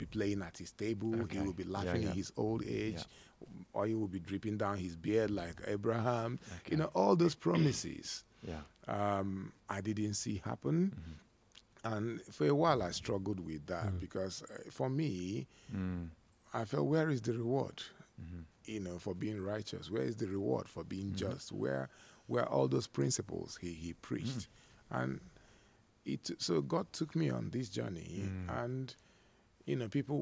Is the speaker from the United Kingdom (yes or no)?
no; Nigeria; among us Nigerians